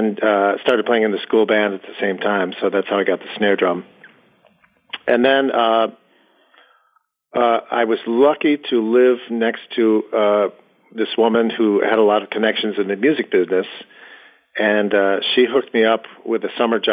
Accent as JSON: {"language": "English", "town": "Chicago", "region": "Illinois", "country": "United States", "tie": "born or raised there", "also_born_or_lived": "New York / Boston", "moved": "as an adult", "lives_now": "Natick, United States", "said": "I've been here for about 13 years, and before that I was in New York for about 10 years, and I'm from Chicago."}